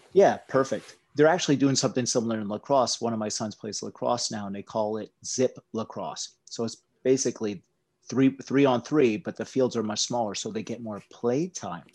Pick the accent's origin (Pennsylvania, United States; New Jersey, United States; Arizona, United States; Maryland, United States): Pennsylvania, United States; Appalachia; I grew up in Appalachia